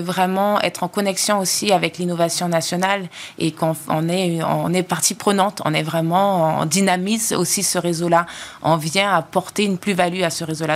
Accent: French Guiana; moved away as an adult; also born or lived in Quebec, Canada; je suis retournée sur ma terre natale en Guyane

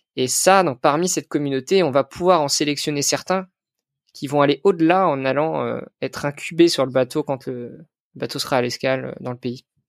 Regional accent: Concarneau, Brittany, France; j'ai grandi à Concarneau, en Bretagne

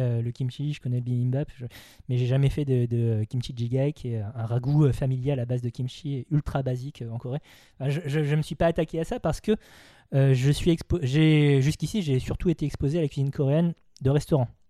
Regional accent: Vendée, Pays de la Loire, France; moved away as an adult; also born or lived in Nantes / Paris; J'ai grandi en Vendée dans une famille vendéenne car j'ai été adopté.

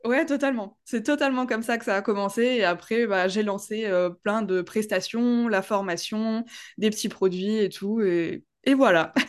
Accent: Strasbourg, Grand Est, France; j'ai vingt-huit ans, je viens de Strasbourg

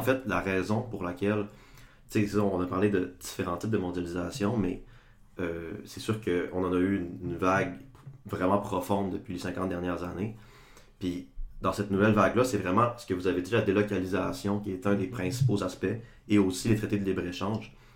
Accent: Chicoutimi, Quebec, Canada; moved away as an adult; now in Sherbrooke, Canada; je viens de Chicoutimi, comme vous deux

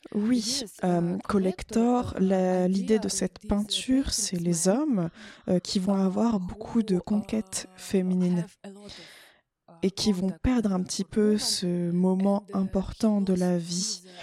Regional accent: Ukraine; now in Switzerland; une fois que je suis partie de l'Ukraine

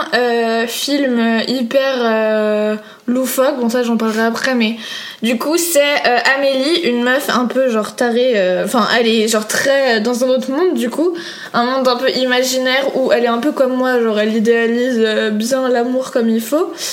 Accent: Paris, Île-de-France, France; je suis une vraie parisienne

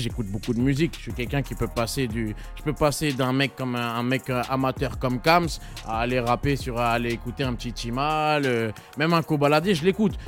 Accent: Carrières-sous-Poissy, Île-de-France, France; je suis de carrière sous Poissy

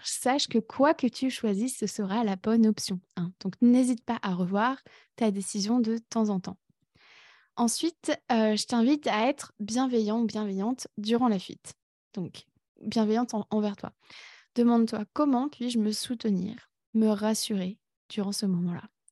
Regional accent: France; moved away as an adult; also born or lived in Berlin, Germany / Canada; now in Ireland; je suis née en France et j'y ai vécu pendant 20 ans.

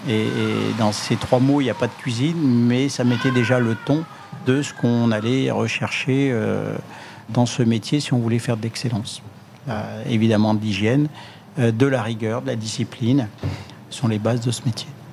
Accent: Le Puy-en-Velay, Auvergne-Rhône-Alpes, France; moved away; c'est le nom ancien euh, de ma ville natale, le Puy-en-Velay

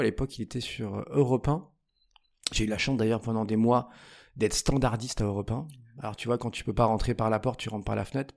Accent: Paris, Île-de-France, France; je suis un vrai Parisien, enfin vrai, je suis né... Je suis né en banlieue toute proche, j'ai vécu 25 ans à Paris

